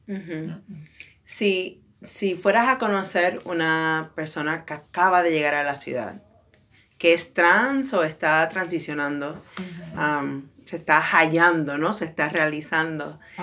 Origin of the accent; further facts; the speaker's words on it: Puerto Rico; also born or lived in Bronx, New York; now in New York, United States; yo soy boricua, puertorriqueña